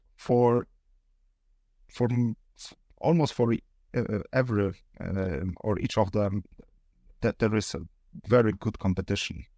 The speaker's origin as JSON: {"language": "English", "town": "Poznań", "region": "Greater Poland", "country": "Poland", "said": "we are from Poznań"}